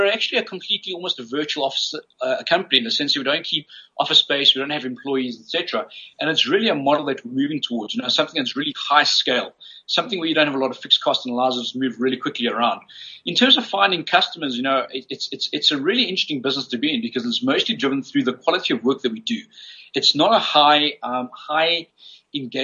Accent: South Africa; growing up as a South African Chinese in South Africa during the apartheid days

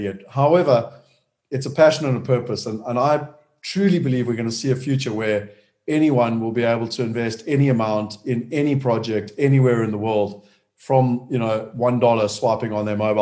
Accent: Durban, KwaZulu-Natal, South Africa; moved away as an adult; also born or lived in London; I was born in Durban, so I'm a South African

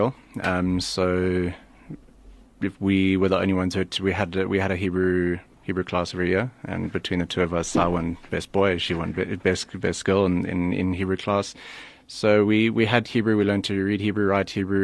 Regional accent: Bulawayo, Zimbabwe; moved away; also born or lived in Johannesburg, South Africa; when I was two, they moved back to Bulawayo, which is where we spent most of our childhood

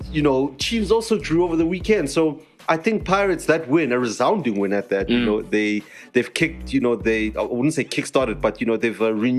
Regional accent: South Africa; as South African fans

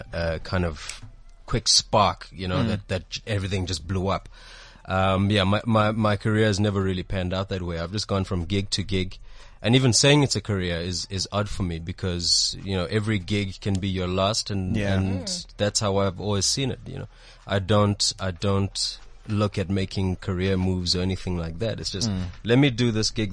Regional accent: Durban, KwaZulu-Natal, South Africa; moved away as an adult; now in Johannesburg, South Africa; I grew up in Durban, so there's no TV industry in Durban.

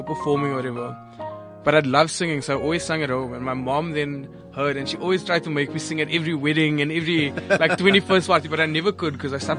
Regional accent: Cape Town, Western Cape, South Africa; I'm from Cape Town

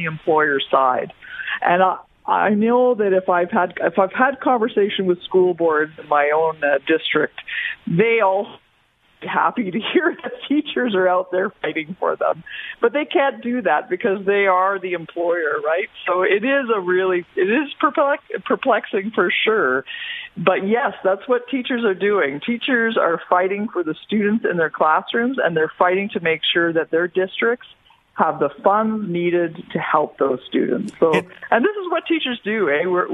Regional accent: Quebec, Canada; I am a teacher from Quebec, so I know the system very well in Quebec

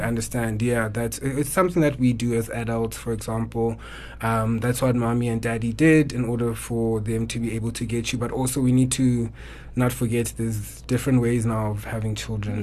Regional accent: Eastern Cape, South Africa; now in Johannesburg, South Africa; born and bred in the Eastern Cape

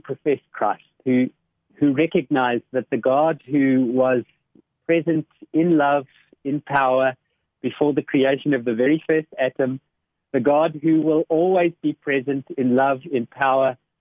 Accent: Boksburg, Gauteng, South Africa; I grew up in Boksburg

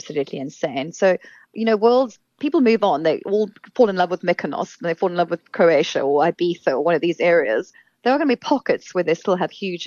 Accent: South Africa

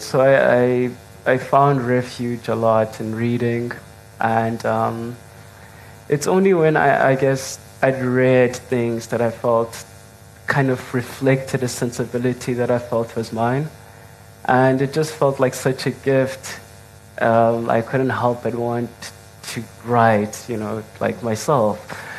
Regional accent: King William's Town, Eastern Cape, South Africa; I'm originally from the Eastern Cape, King Williamstown

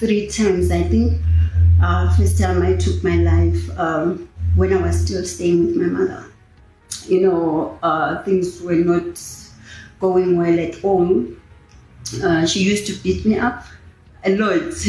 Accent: South Africa; I was born here in Tarfandin. I grew up in Tarfandin.

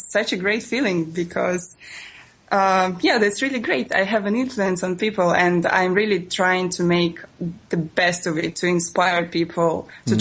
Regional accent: Russia; English is a second language; moved away as an adult; also born or lived in Italy; I am from Russia

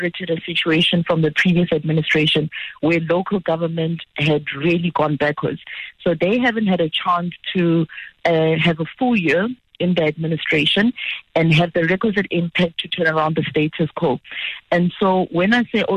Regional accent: Limpopo, South Africa; my hometown, Limpopo

